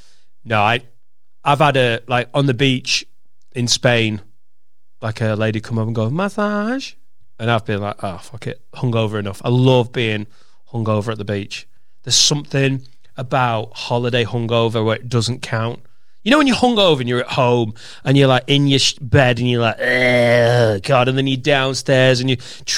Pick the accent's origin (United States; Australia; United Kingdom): United Kingdom; Leeds, Yorkshire and the Humber; I'm from Leeds, Chinese heritage.